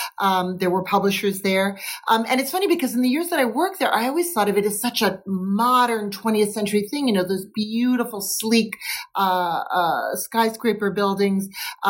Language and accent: English; New York City, New York, United States; And I think, you know, for me as a New Yorker